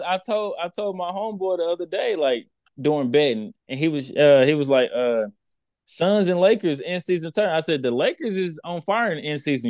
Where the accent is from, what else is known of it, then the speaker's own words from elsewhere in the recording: Texas, United States; I'm from Texas